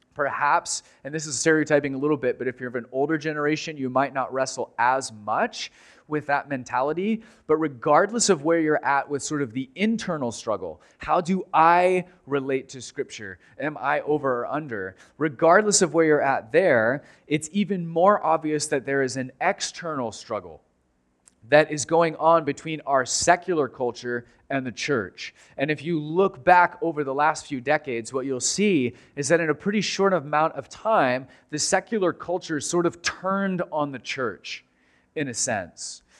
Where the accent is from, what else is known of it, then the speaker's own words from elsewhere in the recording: United States; as American Christians